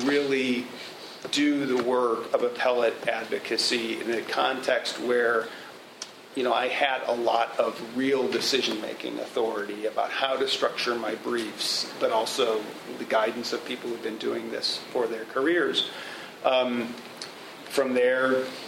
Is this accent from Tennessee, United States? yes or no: no; St. Louis, Missouri, United States; growing up in St. Louis